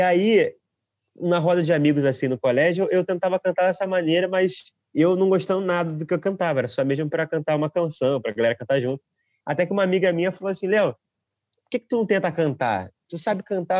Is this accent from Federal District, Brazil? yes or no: no; Rio de Janeiro, Brazil; moved away as an adult; now in Portugal; eu sou do Rio de Janeiro, da Zona Oeste do Rio de Janeiro. Eu estou morando aqui em Portugal já há três anos